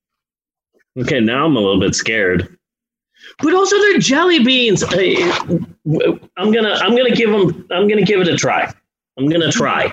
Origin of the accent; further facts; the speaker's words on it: Arizona, United States; I am from Arizona